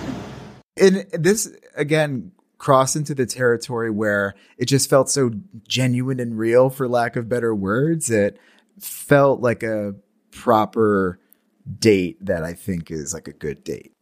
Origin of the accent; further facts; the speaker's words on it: Marcellus, United States; in my hometown, Rock and Bowl on the weekends